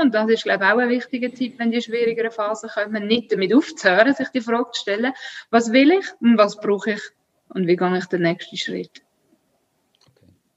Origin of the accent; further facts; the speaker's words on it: Switzerland; ich bin Schweizerin, ich bin mit dem aufgewachsen